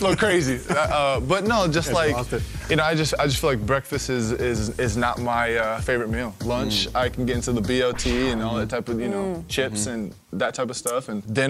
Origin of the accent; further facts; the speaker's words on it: Ohio, United States; There was a few of them. I'm from Northwest Ohio. And, you know, some great football around there.